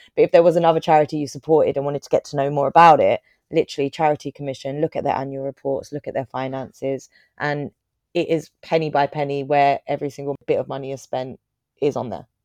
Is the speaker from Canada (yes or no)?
no; Croydon, London, United Kingdom; I grew up in Croydon